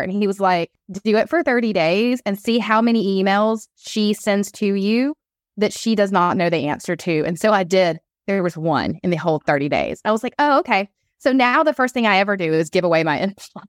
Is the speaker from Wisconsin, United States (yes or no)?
no; Atlanta, Georgia, United States; I'm on the East Coast, I'm from Atlanta